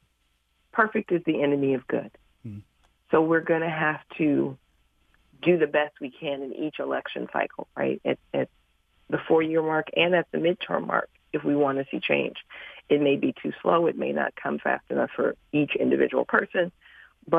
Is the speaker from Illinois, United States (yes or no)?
yes; Chicago, Illinois, United States; I'm from Chicago